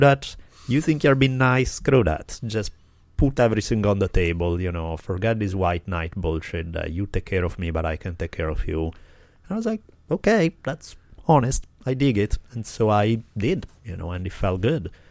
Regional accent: Italy; I grew up skiing in the Alps in Italy

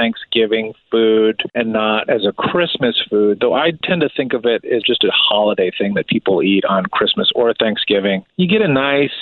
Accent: outside of Chicago, the Midwest, Illinois, United States; I grew up in the Midwest. I grew up outside of the city of Chicago.

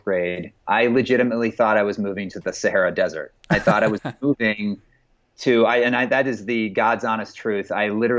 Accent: Phoenix, Arizona, United States; also born or lived in Toronto, Canada / Vancouver, Canada / Scottsdale, Arizona; I pretty much grew up here most of my formative years, and where most of my faith-based adolescence and development and sort of, you know, what ended up sort of developing into a complete ideology and belief system sort of formed while I was here growing up in the Phoenix area.

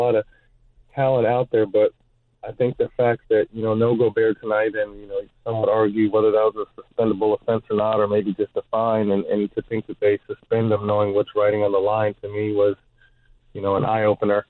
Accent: Sacramento, California, United States; I work for the Sacramento Kings. That's my hometown team.

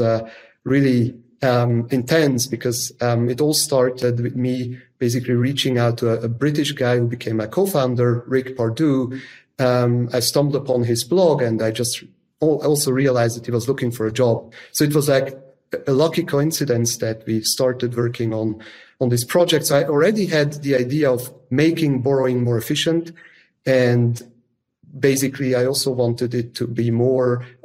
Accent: Zug, Switzerland; I grew up in the canton of Zug, which is in Switzerland

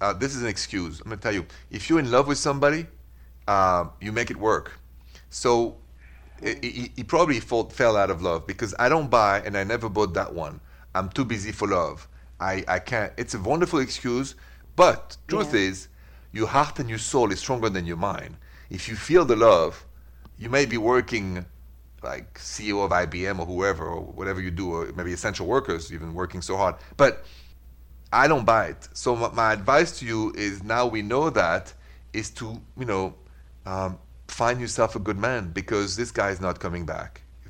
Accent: Midwest, United States; Us from two different states. I'm from the Midwest.

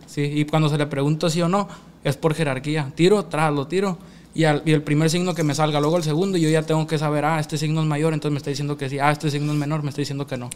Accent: Mexico; also born or lived in Mesa, Arizona, United States; now in Mexicali, Mexico; yo soy Culiacán, Mexicali

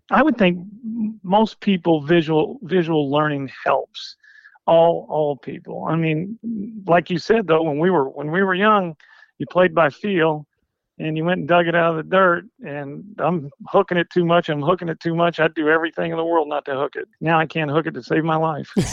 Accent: Harrisburg, Illinois, United States; I grew up in Southern Illinois, a small town Harrisburg, Illinois

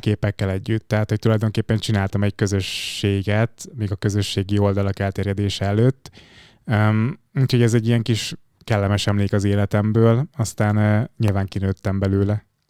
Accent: Fejér, Hungary; also born or lived in Budapest; én Budapesten születtem, de aztán a gyerekkorom az dobozon zajlott. Ez egy kis Fehér megyei falu, Alcsút, Felcsút, Kis Vasút

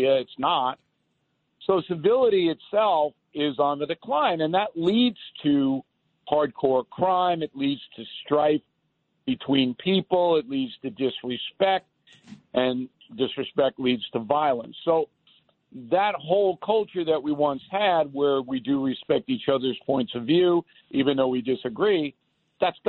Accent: Levittown, New York, United States; I grew up in Levittown

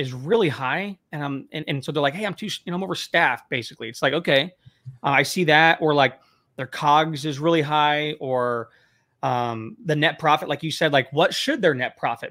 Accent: Temecula, California, United States; moved away; also born or lived in Bakersfield; I grew up in the Temecula area

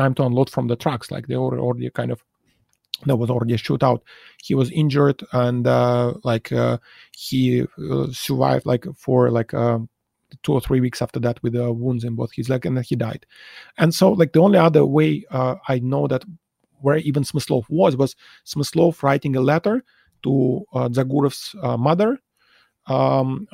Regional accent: Saint Petersburg, Russia; moved away as an adult; now in Singapore; I grew up in Leningrad, St. Petersburg, and it was a pretty good place to grow up as a chess player

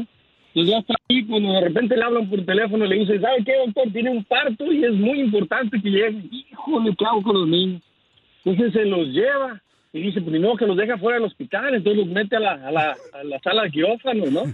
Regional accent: Mexico; now in Canada; yo nací en México. Eh, nací en México y este, me vine para acá con toda mi familia

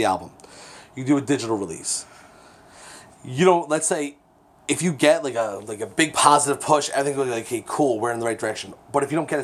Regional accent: Keyport, New Jersey, United States; growing up in Keyport

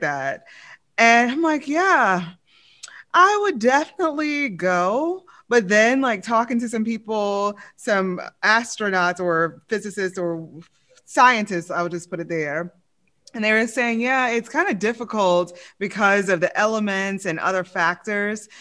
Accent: Louisiana, United States; I'm from Louisiana

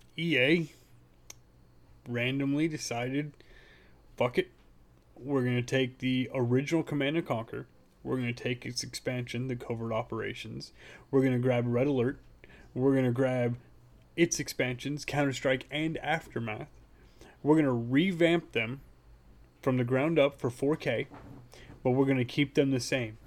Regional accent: Hollister, California, United States; also born or lived in San Jose, California; I was born in San Jose, but, yeah, I grew up in Hollister

